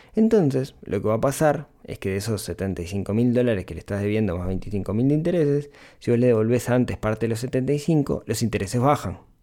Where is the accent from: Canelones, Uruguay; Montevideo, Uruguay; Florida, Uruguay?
Canelones, Uruguay; Ciudad de la Costa; soy de la ciudad de la costa, soy de Shangri-La toda la vida, viví toda mi vida allá